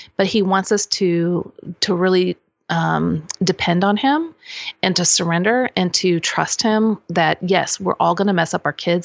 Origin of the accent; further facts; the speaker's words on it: Kansas City, United States; moved away as an adult; also born or lived in Lawrence, Kansas / Normal, Illinois / Saint Louis, Missouri; now in Franklin, United States; I'm originally from Kansas City